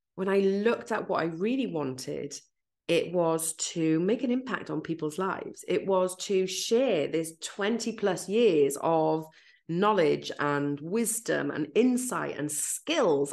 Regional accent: Wales, United Kingdom; accent: Welsh; I'm Welsh

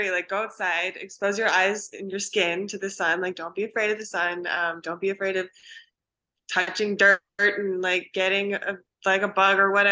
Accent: Pacific Northwest, United States; So growing up in the Pacific Northwest, like I've always been a nature girl.

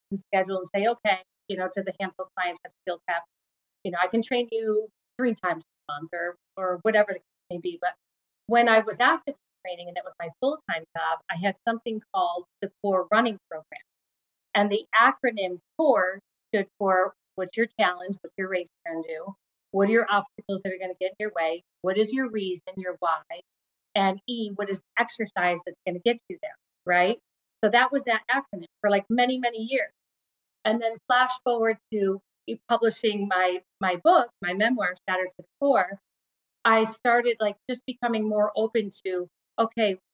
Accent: Syracuse, New York, United States; now in New England, United States; I grew up in Syracuse, New York.

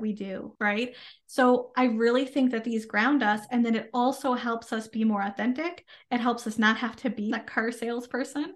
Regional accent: Canada; I am a Canadian social worker

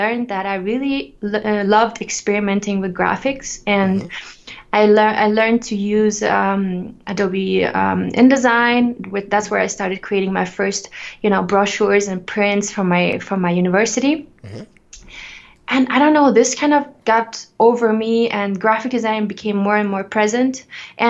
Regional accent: Ukraine; now in Denver, United States; I was growing up in the Ukraine where I was born.

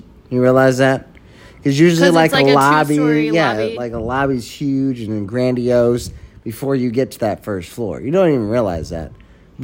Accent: United States; I'm an American

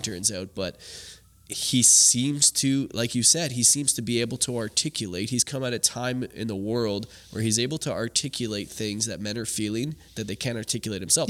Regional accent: Canada; growing up in Canada

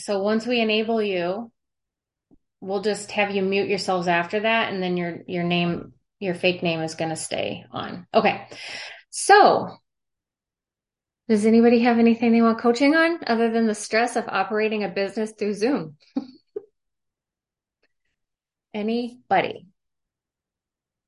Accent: St. Louis, Missouri, United States; I'm from St. Louis

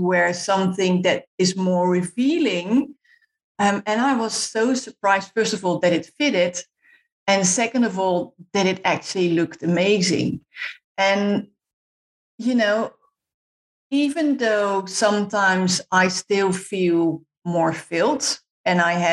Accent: Netherlands; moved away; I'm Dutch, so I'm from the Netherlands

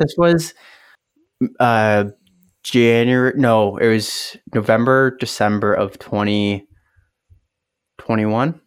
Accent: Kitchener, Ontario, Canada; Kitchener, Ontario, Canada

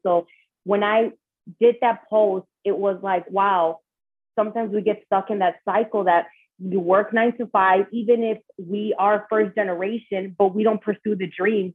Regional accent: Chicago, Illinois, United States; moved away as an adult; now in Los Angeles, United States; I am born and raised in Chicago, Illinois, de padres Latinos

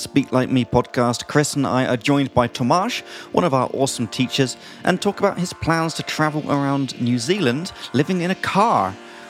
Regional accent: England, United Kingdom; now in Prague, Czech Republic; from England.

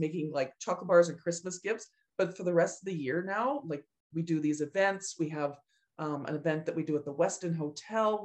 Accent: Edmonton, Alberta, Canada; And I was living in Edmonton. I was going to the University of Alberta

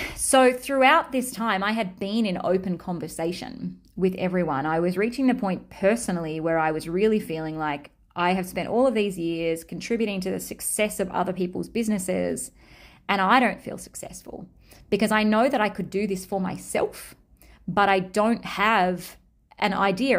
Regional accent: Australia; accent: Australian; my Australian accent

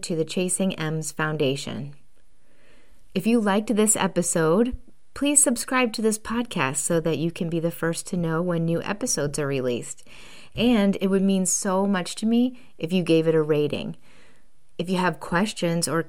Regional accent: Buffalo, New York, United States; moved away; I am from Buffalo, and so I'm a Bills and Sabres fan

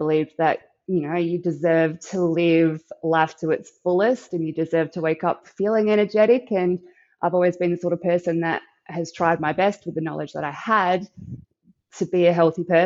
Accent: Victor Harbor, South Australia, Australia; I come from Victor Harbour in South Australia, which is a lovely little town

